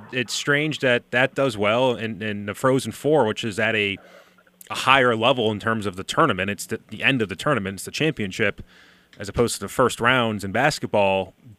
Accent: Providence, Rhode Island, United States; moved away as an adult; now in Buffalo, United States; I grew up around Providence

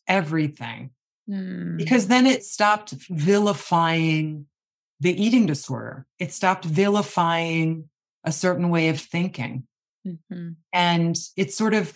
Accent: Long Island, New York, United States; I grew up on Long Island with a very just normalized dieting world.

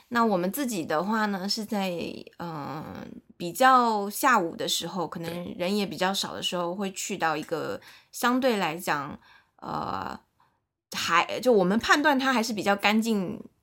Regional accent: Shanghai, China; 我是一个在上海长大的上海人，然后目前也在上海工作，然后也是在外资的一家娱乐公司工作

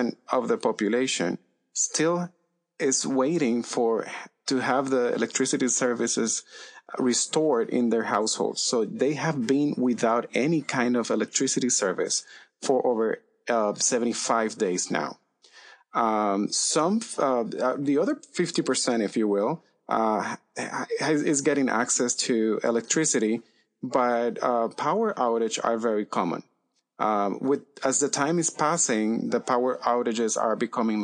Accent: Aguas Buenas, Puerto Rico; also born or lived in San Juan, Puerto Rico; my hometown in Aguas Buenas

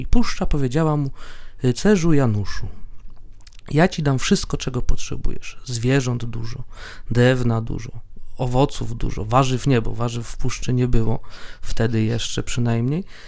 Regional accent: Łódź, Łódź Voivodeship, Poland; jestem z Widzewa

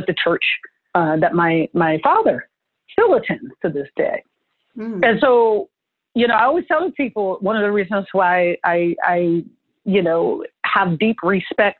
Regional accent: New Jersey, United States; moved away; also born or lived in San Francisco; I went to school in New Jersey. I grew up in Jersey.

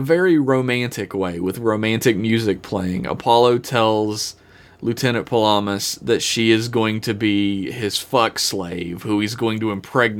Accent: Ireland; I am Irish, it's fine.

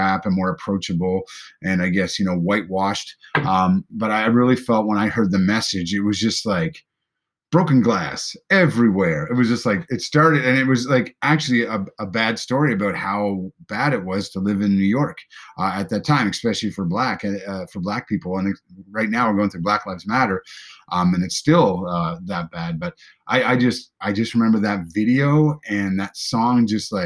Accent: Prince Edward Island, Canada; I'm from Eastern Canada, Prince Edward Island

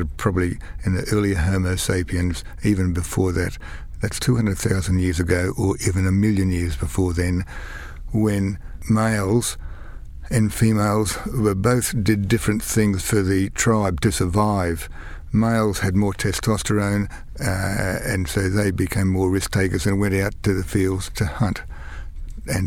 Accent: Kingaroy, Queensland, Australia; also born or lived in Brisbane; I was actually born and raised outside of Kingaroy. I was born in Kingaroy, but raised on a peanut farm, on a peanut dairy farm.

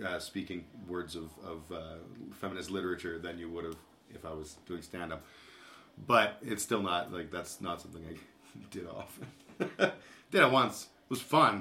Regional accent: Calgary, Alberta, Canada; I grew up in Calgary, and I went to youth group and all that kind of thing

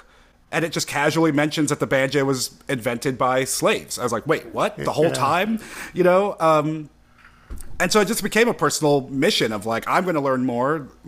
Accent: New York City, New York, United States; I grew up in Brooklyn in New York

